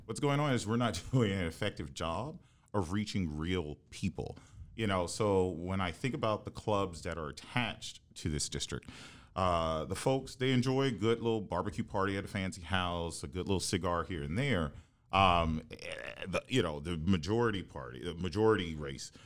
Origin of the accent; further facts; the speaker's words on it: Houston, Texas, United States; moved away as an adult; also born or lived in New Haven, Connecticut / New York; I grew up in Houston